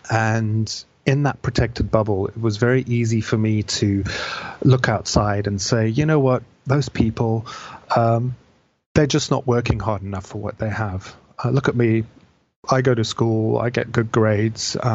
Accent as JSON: {"language": "English", "country": "Zimbabwe", "tie": "born there", "said": "I was born in Zimbabwe uh, to British father and an Italian mother who'd basically immigrated out there. I was born in the late seventies"}